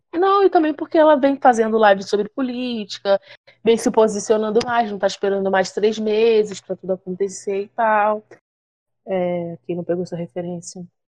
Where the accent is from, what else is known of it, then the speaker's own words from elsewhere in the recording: Rio de Janeiro, Brazil; accent: carioca; eu sou carioca